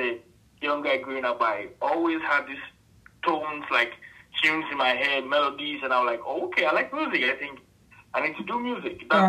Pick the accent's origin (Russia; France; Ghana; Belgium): Ghana; Accra, Greater Accra; I grew up in Accra, which is the capital city of Ghana.